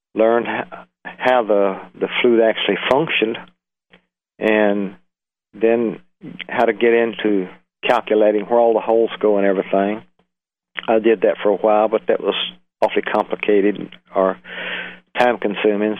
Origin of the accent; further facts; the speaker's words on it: Birmingham, Alabama, United States; moved away; also born or lived in California / Florida; I was born in Birmingham, Alabama, in about 1939 I'm 73 years old.